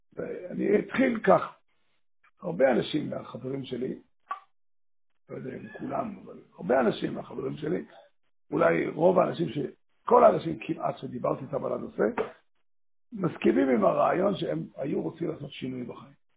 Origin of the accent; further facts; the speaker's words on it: Safed, Northern District, Israel; בעיר הולדתי, עיר ילדותי, כמו צפת